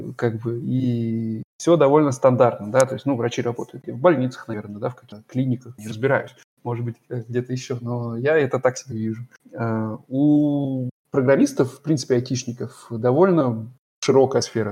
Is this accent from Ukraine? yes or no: no; Voronezh, Voronezh Oblast, Russia; accent: okanye; moved away as an adult; now in Germany; в Воронеже в своём родном городе.